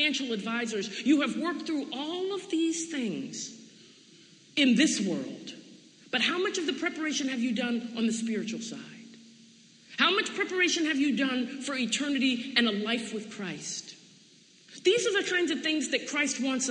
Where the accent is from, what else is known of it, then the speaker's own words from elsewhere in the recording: Storrs, Connecticut, United States; I'm from Storrs, Connecticut, so I'm familiar with our desire to be separate, independent, and collected. That's who we are culturally